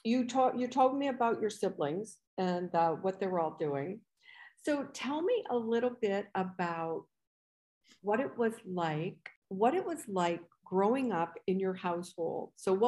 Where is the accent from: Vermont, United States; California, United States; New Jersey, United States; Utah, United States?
Vermont, United States; I grew up in Vermont.